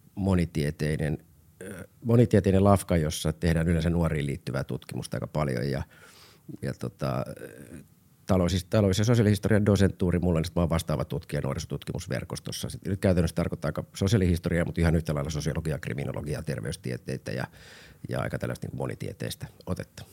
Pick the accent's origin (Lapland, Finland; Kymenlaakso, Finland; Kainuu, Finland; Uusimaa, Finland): Uusimaa, Finland; Helsinki; Olin Kontulassa asunut nuoruuteni ja Roihiksessa